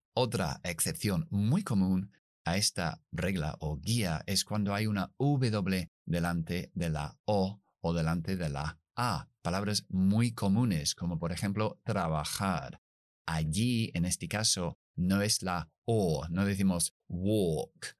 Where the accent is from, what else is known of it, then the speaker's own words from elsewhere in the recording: United Kingdom; accent: British English; yo soy británico, inglés británico. Esas Rs nunca las pronunciamos después de las vocales.